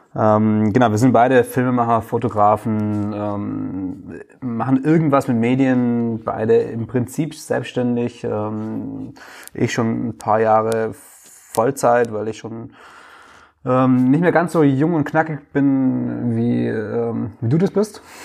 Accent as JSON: {"language": "German", "area": "Stuttgart area", "region": "Baden-Württemberg", "country": "Germany", "said": "ich wohne ja gerade noch in Stuttgart"}